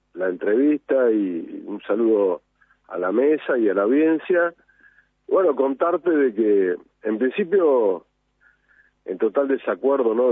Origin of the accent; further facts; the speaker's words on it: Argentina; como argentino